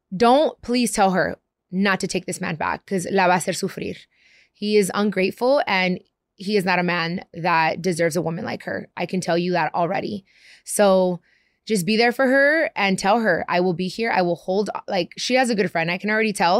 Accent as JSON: {"language": "English", "town": "Long Beach", "region": "California", "country": "United States", "tie": "born or raised there", "also_born_or_lived": "Compton, California", "said": "I grew up in Long Beach and in Compton"}